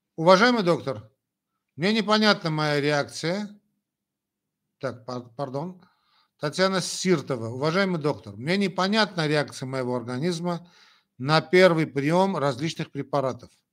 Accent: Armenia; first language Armenian; Russian is a second language; я армянин, родился в Советском Союзе. Значит, э, понятно, что армянский язык для меня родной язык, а что касается русского языка, это мой второй родной язык

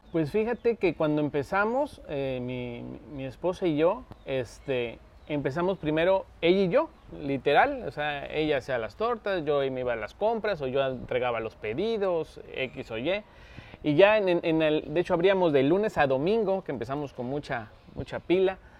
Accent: Veracruz, Mexico; Yo vivía viví ahí, casa de, de mi madre de, chamaco

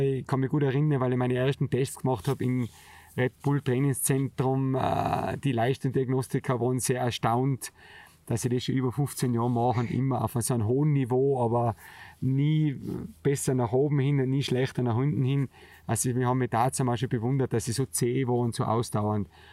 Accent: Zemmgrund, Tyrol, Austria; das Zemtal, der Zemgrund, wo eigentlich aufgewachsen bin, relativ weit hinten drinnen im sogenannten Gasthof Breitlana. Ich bin bei meinem Onkel aufgewachsen

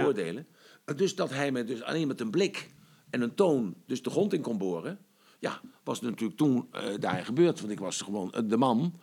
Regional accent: Netherlands; from Holland

